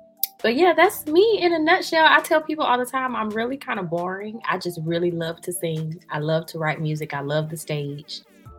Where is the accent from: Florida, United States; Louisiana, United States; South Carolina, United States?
Florida, United States; St. Petersburg; also born or lived in Washington, D.C. / Clearwater, Florida; I was born in D.C., but I was raised in St. Petersburg, Florida. And I reside in Clearwater, Florida right now, but I'm in Tampa a lot.